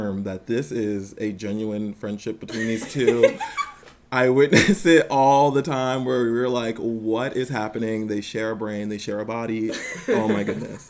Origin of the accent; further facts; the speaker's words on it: New York, United States; born and raised in New York